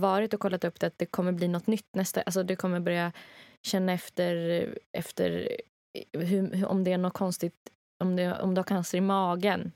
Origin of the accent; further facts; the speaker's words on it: Rättvik, Dalarna County, Sweden; moved away; i Rättvik där jag kommer ifrån